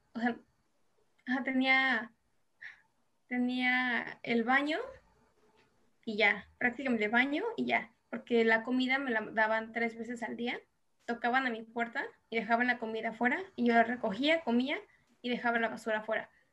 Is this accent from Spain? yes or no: no; Mexico; moved away as an adult; now in South Korea; como mexicanos